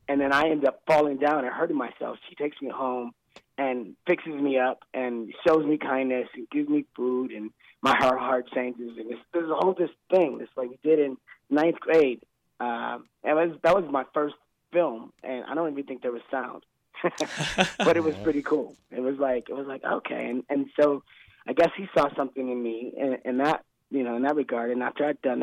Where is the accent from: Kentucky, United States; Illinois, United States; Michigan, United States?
Michigan, United States; Detroit; moved away as an adult; also born or lived in California; I am from Detroit, man. I love it there. You know, that's where I grew up. Grew up in inner city Detroit, and graduated high school.